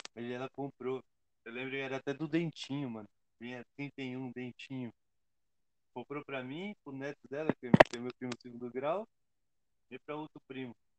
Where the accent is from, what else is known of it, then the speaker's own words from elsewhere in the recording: Diadema, São Paulo, Brazil; Eu sou de Diadema, Estopim é aqui do lado da minha casa